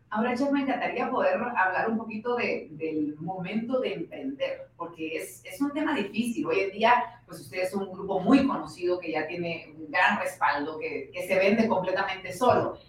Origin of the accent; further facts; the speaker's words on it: Guatemala; como guatemaltecos